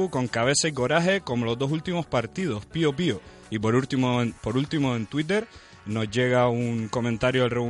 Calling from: Las Palmas, Canary Islands, Spain; soy de Las Palmas

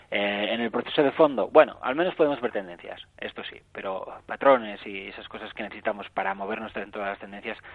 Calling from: Barcelona, Catalonia, Spain; Hola, buenos días. Soy … de Barcelona.

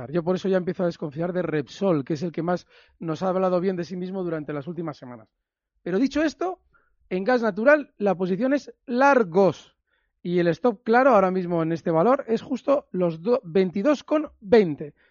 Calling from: Alcobendas, Community of Madrid, Spain; de Alcobendas

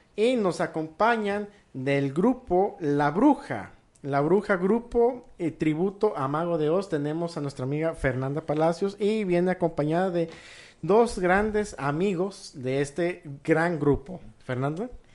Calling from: Guadalajara, Jalisco, Mexico; saludos desde la bella Guadalajara

